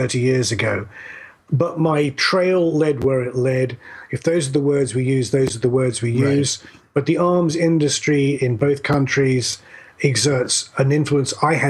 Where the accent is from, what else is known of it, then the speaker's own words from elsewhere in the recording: United Kingdom; moved away as an adult; now in North Carolina, United States; I'm a dual citizen, I'm both British and American. I live in North Carolina. I've lived there for 10 years now. Been in America for 20.